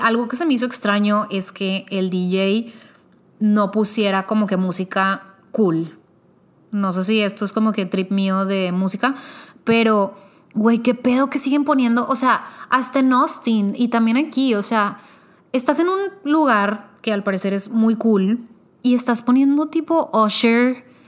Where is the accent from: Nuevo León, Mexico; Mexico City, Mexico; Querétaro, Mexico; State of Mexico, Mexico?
Nuevo León, Mexico; Monterrey; yo soy de Monterrey.